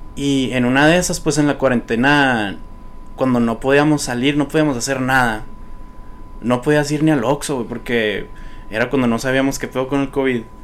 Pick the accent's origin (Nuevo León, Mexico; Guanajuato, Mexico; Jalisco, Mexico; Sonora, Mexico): Sonora, Mexico; Nogales; also born or lived in Tucson, Arizona, United States; now in Hermosillo, Mexico; yo nací en Tucson, Arizona pero viví hasta los 12 años en Nogales, Sonora. Ahí fue mi infancia. Pero en Hermosillo, o sea, ya me vine a vivir a Hermosillo desde los 12 años en adelante.